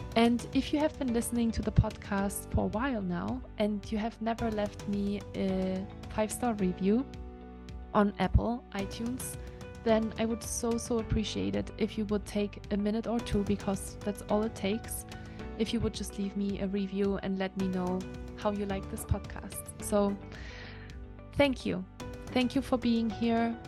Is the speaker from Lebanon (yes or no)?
no; Germany; now in Lake Tahoe, United States; I'm used to from Germany or from Europe